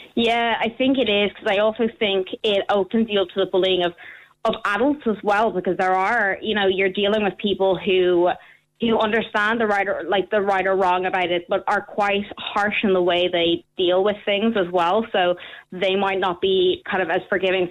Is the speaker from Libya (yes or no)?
no; Ireland; also born or lived in London; I was born in London, went to school over here for a while, um, and then I moved over to Ireland and I started school in Ireland